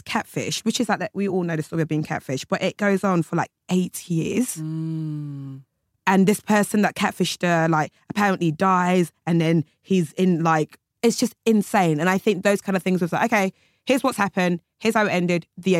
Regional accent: United Kingdom; we're British.

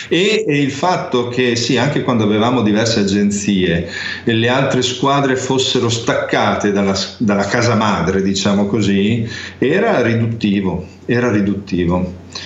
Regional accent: Ferrara, Emilia-Romagna, Italy; a Ferrara, dove- che è la mia città natale

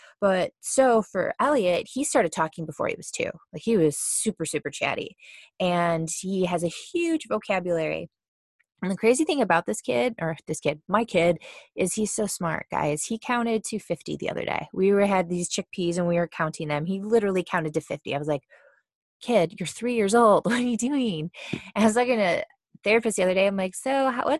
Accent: Cleveland, Ohio, United States; moved away as an adult; now in Austin, United States; we're from Cleveland, Ohio, and we moved to Austin, Texas the very beginning of January.

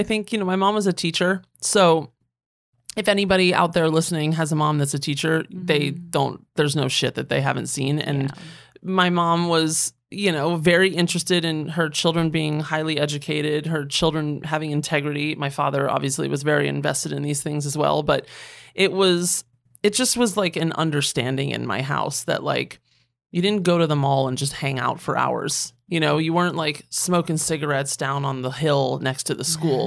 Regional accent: Northern Virginia, United States; moved away as an adult; also born or lived in Washington, D.C. / London / Los Angeles; I was born in Washington D.C. I grew up mm-hmm. in Northern Virginia

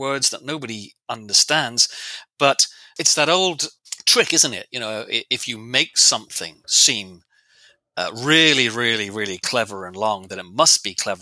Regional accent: England, United Kingdom; I'm English. I'm British.

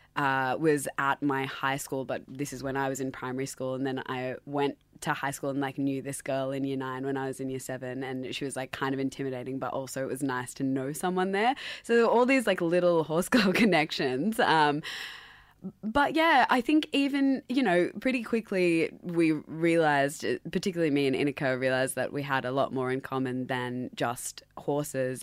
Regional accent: Sydney, New South Wales, Australia; accent: Australian; also born or lived in Dubai; growing up as a first generation essentially Pakistani in Sydney

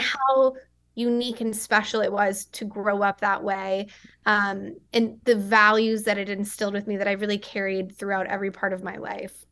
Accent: West Texas, United States; I grew up in a small town in West Texas

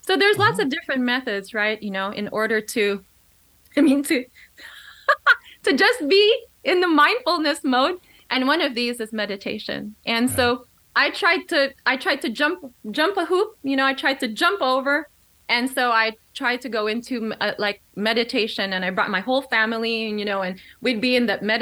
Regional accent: Philippines; now in United States; I was born here in the U.S., but I was raised in the Philippines.

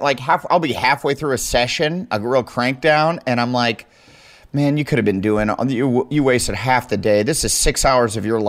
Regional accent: Waterloo, Iowa, United States; moved away; also born or lived in Omaha, Nebraska; where I grew up in Waterloo, Iowa

